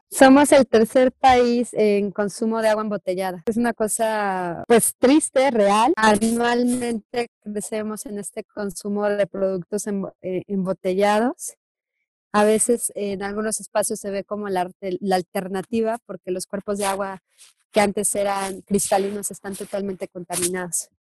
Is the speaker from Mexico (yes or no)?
yes; Mexico; como, como mexicanas y mexicanos tenemos que alzar la voz